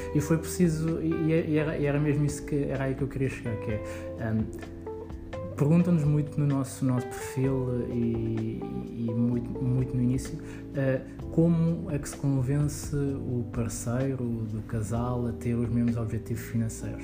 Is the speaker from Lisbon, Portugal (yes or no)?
yes; Lisbon, Portugal; eu nasci em Lisboa, um, tive quase toda a minha vida aqui em Lisboa